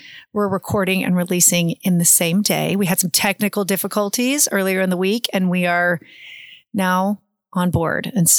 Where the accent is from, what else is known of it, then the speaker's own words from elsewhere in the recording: Oklahoma City, Oklahoma, United States; growing up in Oklahoma City